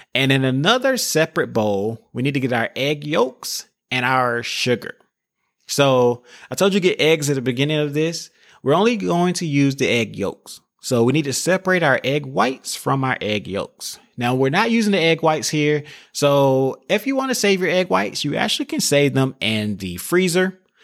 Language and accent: English; the South, United States; I'm from a small town, like I said earlier. I'm from the South.